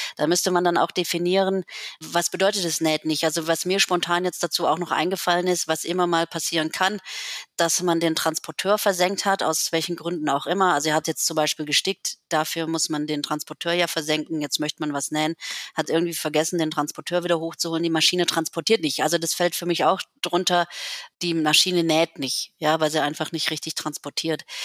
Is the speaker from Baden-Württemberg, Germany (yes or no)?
yes; Lake Constance, Baden-Württemberg, Germany; moved away as an adult; also born or lived in Berlin; Ich bin ja hier am Bodensee aufgewachsen